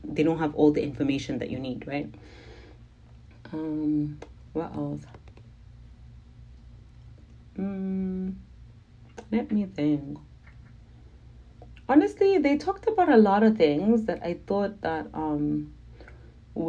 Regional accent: Zimbabwe; I'm from Zimbabwe.

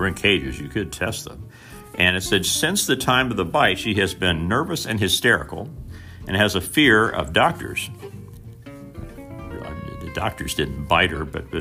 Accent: Mitchell, Indiana, United States; the Mitchell Tribune, which was the papers from my hometown, a town of about 5,000 people

